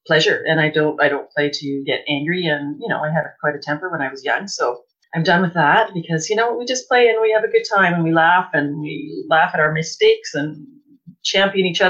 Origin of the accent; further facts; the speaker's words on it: Winnipeg, Manitoba, Canada; I grew up in Winnipeg